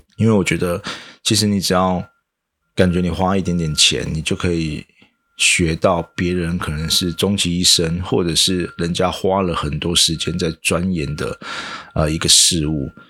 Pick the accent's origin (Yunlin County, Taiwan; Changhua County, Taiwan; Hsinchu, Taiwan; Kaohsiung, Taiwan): Changhua County, Taiwan; 我的老家在彰化嘛，啊，不是一个非常市区的地方